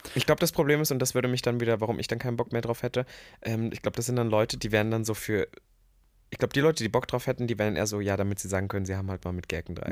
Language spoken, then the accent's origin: German; Germany; als Deutscher